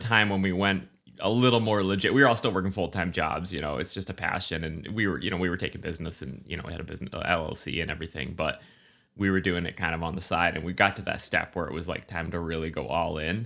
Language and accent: English; central New Hampshire, United States; moved away; also born or lived in Boston; grew up in central New Hampshire